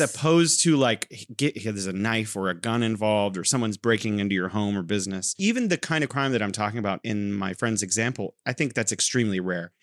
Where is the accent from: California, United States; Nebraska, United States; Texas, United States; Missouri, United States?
California, United States; now in Wuhan, China